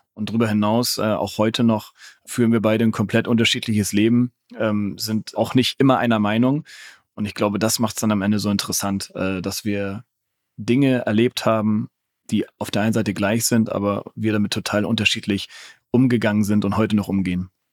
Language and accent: German; Hamburg, Germany; Hamburger Sportverein, natürlich meine Heimatstadt